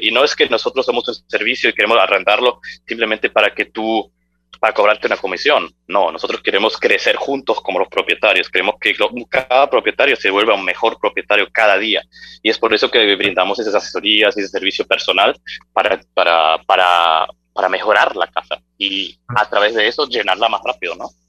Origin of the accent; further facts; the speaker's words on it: Germany; moved away as an adult; now in Medellín, Colombia; soy de Alemania, nací, crecí en Alemania, eh, pero siendo hijo de padres argentinos